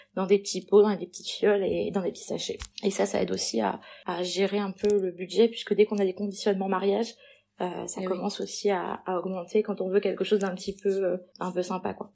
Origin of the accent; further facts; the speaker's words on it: Perpignan, Occitania, France; je suis née à Perpignan